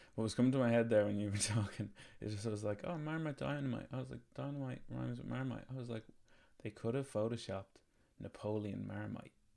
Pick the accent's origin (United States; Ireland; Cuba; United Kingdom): Ireland; we're Irish